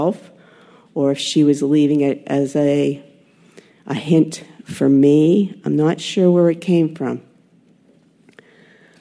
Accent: Lexington, Massachusetts, United States; also born or lived in Florida; I grew up in Lexington, Mass

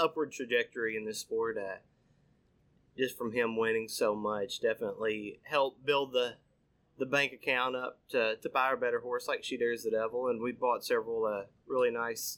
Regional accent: Hot Springs, Arkansas, United States; growing up in Hot Springs, this town lives and breathes racing

